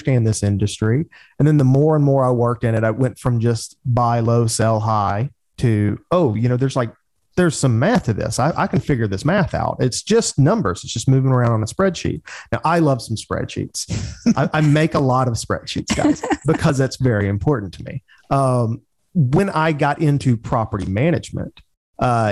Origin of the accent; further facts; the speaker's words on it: Birmingham, Alabama, United States; also born or lived in Auburn, Alabama; in Birmingham, Alabama, where I'm from.